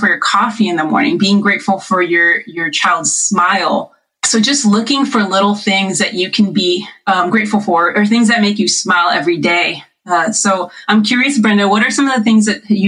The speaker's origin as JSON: {"language": "English", "town": "Riverside", "region": "California", "country": "United States", "tie": "born or raised there", "said": "we're actually all staying together in our house that I grew up in Riverside in the IE"}